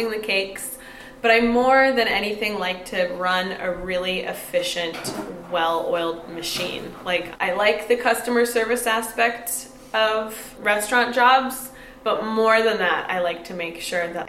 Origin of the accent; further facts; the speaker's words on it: Fort Bragg, California, United States; moved away as an adult; also born or lived in San Francisco; I'm from Fort Bragg